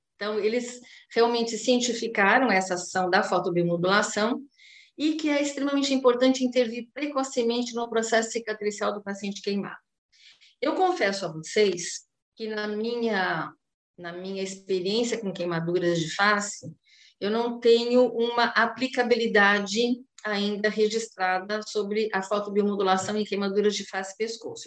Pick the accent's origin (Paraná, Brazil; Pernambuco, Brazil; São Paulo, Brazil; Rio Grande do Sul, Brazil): São Paulo, Brazil; now in Santos, Brazil; eu sou de São Paulo, atualmente eu estou ministrando aulas na graduação do curso de fonoaudiologia da Faculdade Uniluz aqui em Santos